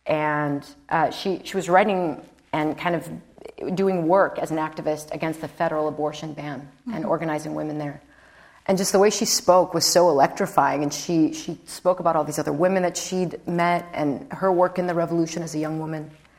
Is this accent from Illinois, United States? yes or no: yes; Chicago, Illinois, United States; I'm an Irish girl from Chicago, so I'm not Nicaraguan.